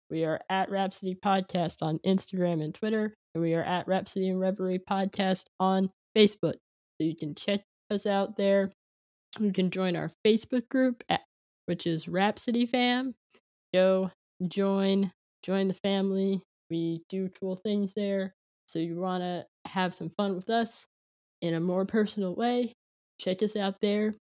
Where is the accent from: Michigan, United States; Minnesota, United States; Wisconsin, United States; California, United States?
California, United States; San Jose; born or raised there; moved away; also born or lived in Philadelphia